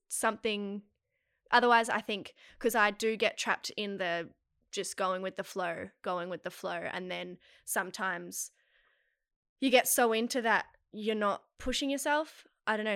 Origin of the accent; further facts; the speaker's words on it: Melbourne, Victoria, Australia; moved away as an adult; now in Sydney, Australia; I was born and raised in Melbourne